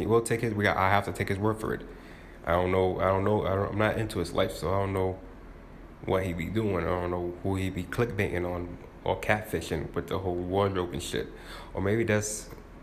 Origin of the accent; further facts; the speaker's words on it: New York, United States; I'm from New York